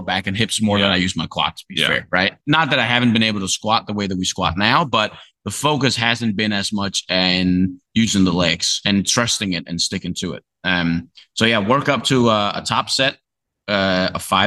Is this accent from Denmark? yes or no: yes; Faroe Islands, Denmark; moved away as an adult; I'm from Denmark. It doesn't really get that hot.